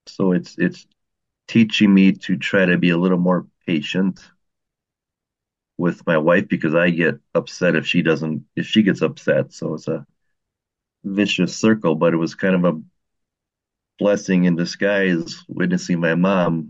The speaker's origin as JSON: {"language": "English", "region": "Wisconsin", "country": "United States", "said": "I'm from Wisconsin."}